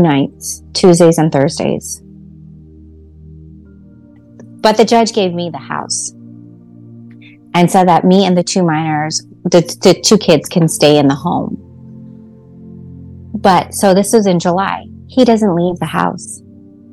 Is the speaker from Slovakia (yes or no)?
no; Canada; moved away; also born or lived in Atlantic City; I'm a Canadian